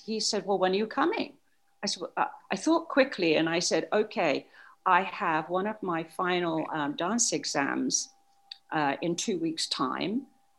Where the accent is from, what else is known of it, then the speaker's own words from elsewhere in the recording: Wellingborough, East Midlands, United Kingdom; Okay, I was born and bred in Wellingborough, Northants in England.